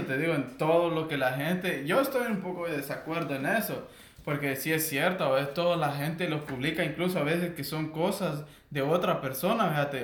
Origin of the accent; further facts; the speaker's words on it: Guatemala; moved away; soy guatemalteco.